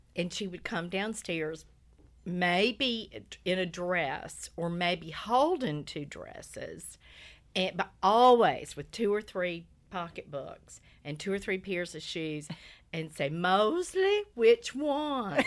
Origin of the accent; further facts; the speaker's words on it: Lumberton, North Carolina, United States; I grew up in Lumberton, North Carolina, which is a little tobacco town about an hour